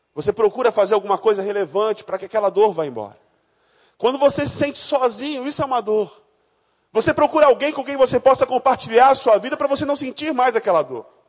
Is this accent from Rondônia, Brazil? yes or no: yes; Rondônia, Brazil; moved away; eu não nasci no Rio de Janeiro, eu nasci em Rondônia, no estado mais sensacional do nosso Brasil